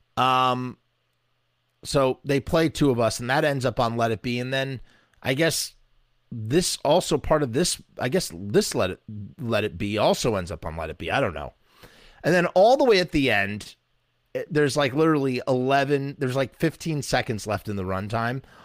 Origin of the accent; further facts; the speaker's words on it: United States; accent: American; my American accent